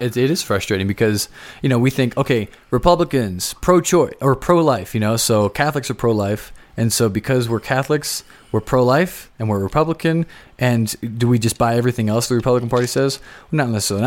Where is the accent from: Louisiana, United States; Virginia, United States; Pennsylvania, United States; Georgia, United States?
Pennsylvania, United States; Philadelphia; now in Colorado, United States; I'm from Philadelphia